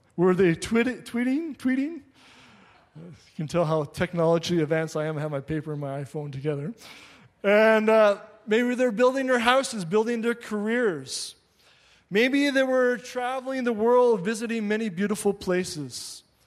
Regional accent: Labrador City, Newfoundland and Labrador, Canada; now in Quebec, Canada; I grew up in Labrador City, right on the border of Quebec

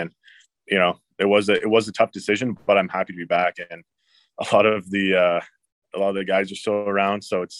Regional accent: Hamilton, Ontario, Canada; in my hometown

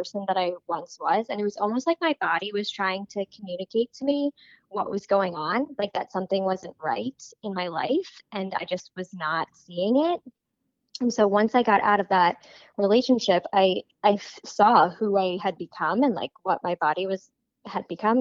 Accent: New York, United States; now in California, United States; I'm originally from New York, and I am currently living in California

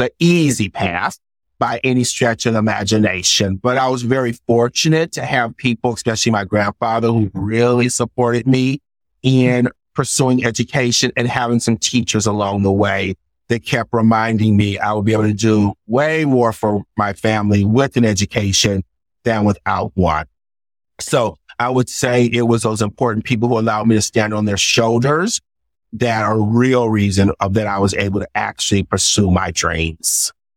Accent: United States; I grew up poor in America

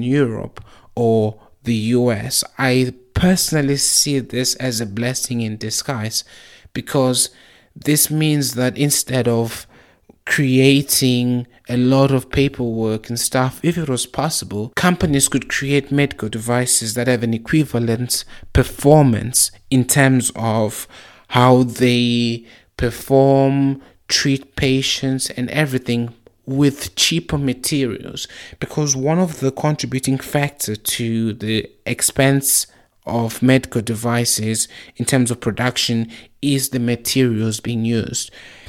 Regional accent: Zimbabwe; also born or lived in South Africa; when I was growing up in Zimbabwe and South Africa, I saw how people used to have to go to the clinic just to get their blood pressure checked

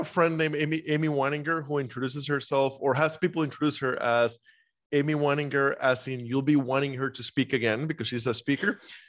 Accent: Costa Rica; moved away as an adult; also born or lived in Iowa; now in United States; So, born and raised in Costa Rica and I went to school in Iowa and spent 10 years there.

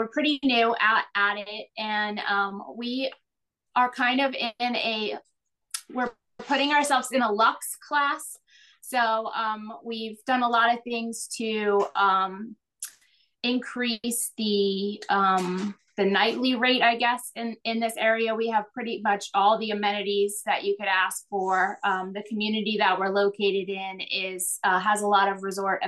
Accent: Florida, United States; Growing up in Florida

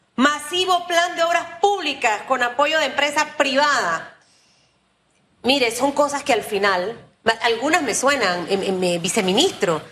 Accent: Panama; como panameña trabajadora

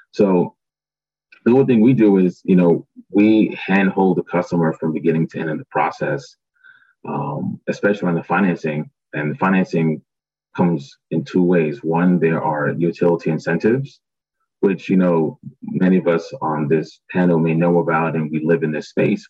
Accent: New York City, New York, United States; born and raised in Brooklyn, New York, parents are from Barbados

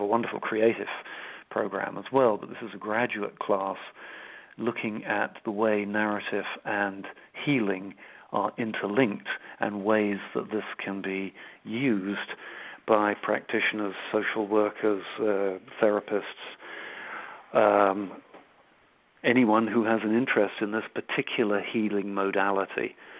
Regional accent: Switzerland; my mother was Swiss. I grew up in Switzerland

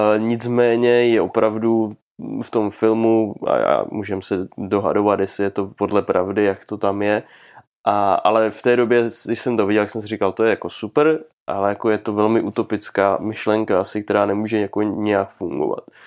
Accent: Czechia; u nás v Čechách

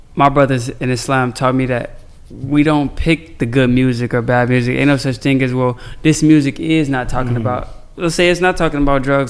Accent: Chicago, Illinois, United States; I'm from Chicago

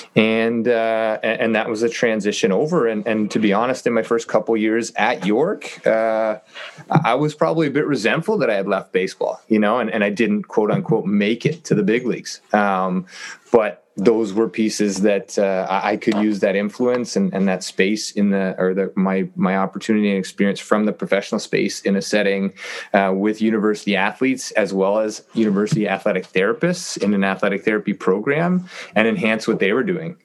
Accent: Toronto, Ontario, Canada; born and raised in Toronto, and and uh, am back living here now

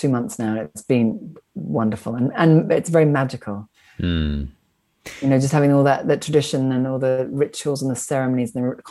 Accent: Wiltshire, South West England, United Kingdom; I grew up in the British aristocracy in Wiltshire in England.

